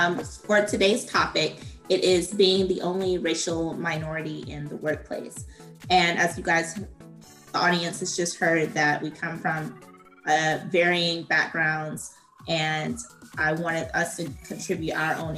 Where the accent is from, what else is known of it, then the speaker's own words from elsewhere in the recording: United States; I am Black American. My mother is a Caribbean immigrant. Her parents, my grandparents, are from St. Kitts and Barbados, and my dad is African-American.